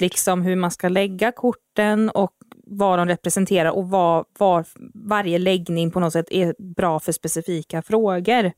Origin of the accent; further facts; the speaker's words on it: Uddevalla, Västra Götaland, Sweden; så är jag uppvuxen här också. Ehm, ja, i mina tidigare barndomsår